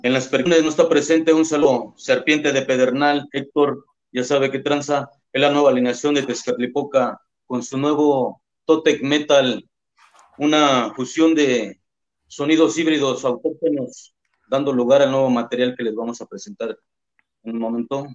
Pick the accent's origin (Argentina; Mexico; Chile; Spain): Mexico; que somos todos los mexicanos